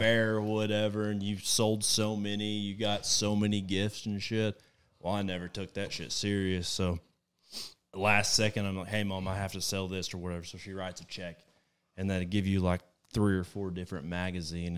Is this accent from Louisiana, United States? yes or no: no; Plainview, Texas, United States; moved away as an adult; also born or lived in Weatherford, Texas; now in Dallas-Fort Worth, United States; I lived in Plainview pretty much since sixth grade all the way up until last February, I moved to the D F W area